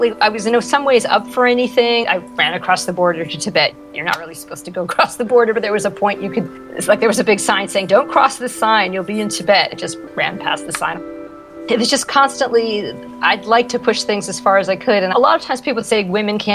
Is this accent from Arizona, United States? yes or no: no; Peabody, Massachusetts, United States; now in Santa Monica, United States; I grew up in Peabody, Massachusetts. That is on the north shore of Boston.